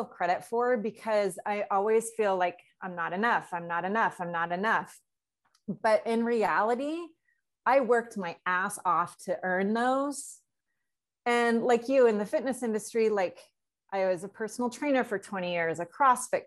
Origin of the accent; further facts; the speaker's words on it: North Idaho, United States; moved away as an adult; also born or lived in South Florida, United States; now in Costa Rica; half my time was in North Idaho. The other half was in Florida. I was born in Florida, South Florida